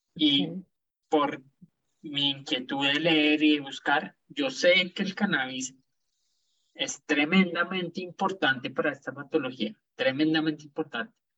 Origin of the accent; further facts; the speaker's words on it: Colombia; crecimos, por más acá en Colombia